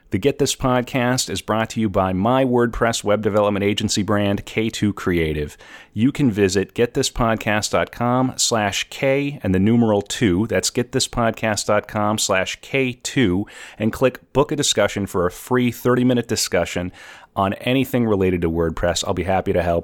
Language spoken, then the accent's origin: English; North Dakota, United States; now in New York City, United States; I'm originally from North Dakota. I live in New York City.